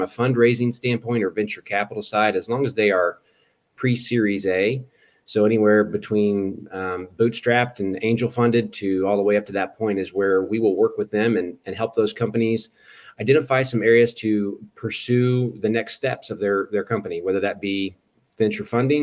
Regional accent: Eastern Hancock County, Indiana, United States; I grew up in Eastern Hancock County. We lived in that area for most of my life

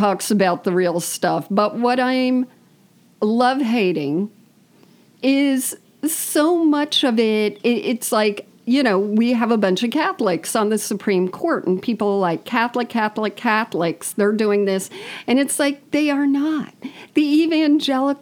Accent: West Palm Beach, Florida, United States; moved away; My family goes down. To my hometown

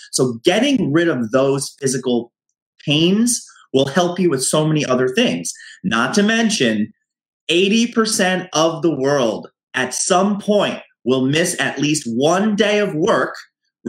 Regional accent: United States; now in New York City, United States; being an American, being in New York City

